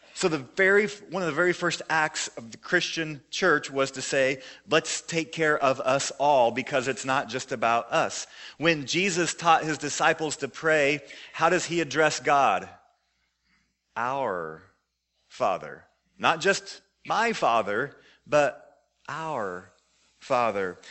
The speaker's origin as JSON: {"language": "English", "town": "Joplin", "region": "Missouri", "country": "United States", "tie": "born or raised there", "said": "my hometown, Joplin, Missouri"}